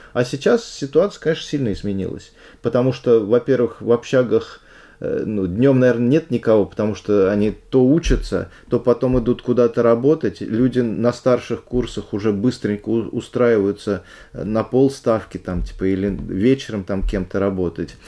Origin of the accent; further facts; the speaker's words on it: Pushkino, Moscow Oblast, Russia; я из Пушкина, каждый день я садился на электричечку, ехал до Ярославского вокзала